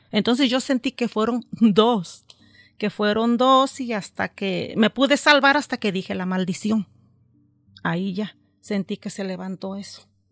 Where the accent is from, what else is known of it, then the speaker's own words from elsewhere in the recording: Mexico; moved away; cuando yo voy a México